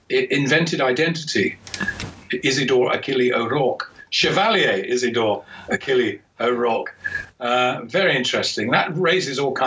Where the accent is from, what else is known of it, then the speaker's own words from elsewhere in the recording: England, United Kingdom; as an Englishman